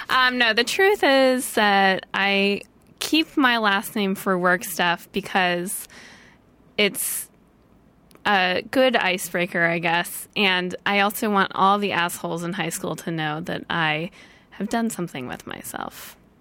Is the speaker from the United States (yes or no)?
yes; St. Louis, Missouri, United States; now in Los Angeles, United States; I grew up in St. Louis.